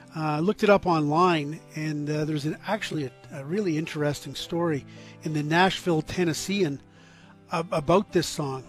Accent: Scarborough, Ontario, Canada; growing up in Scarborough, Ontario, in my teenage years, in, in my high school years, in the 1970s.

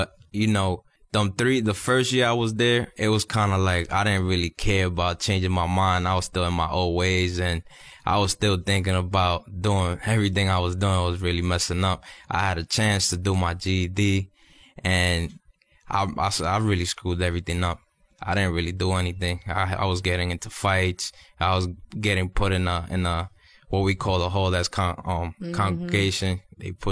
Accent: New York, United States; moved away as an adult; now in Miami, United States

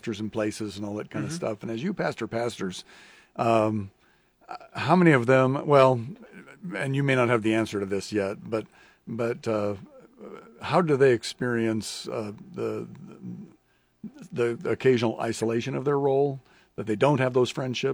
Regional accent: Lincoln, Nebraska, United States; growing up in Lincoln

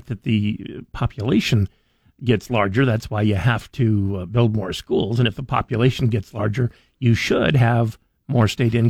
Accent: Twin Falls, Idaho, United States; The whole time growing up in Twin Falls, we had one high school, two junior highs, and five elementary schools.

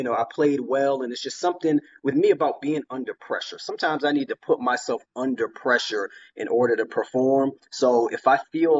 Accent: Chicago, Illinois, United States; also born or lived in Washington, D.C., United States / Newark, United States / Montclair, United States / Wellesley, United States; I was born in Washington, D.C., moved around a little bit, you know, Newark, New Jersey, East Orange, Montclair, moved up to Wellesley. But I spent most of my life in the Chicago area.

